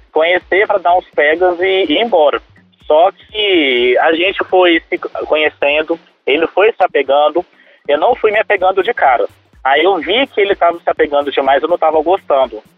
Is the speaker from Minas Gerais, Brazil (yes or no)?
yes; Belo Horizonte, Minas Gerais, Brazil; eu sou de BH, moro no Boa Vista.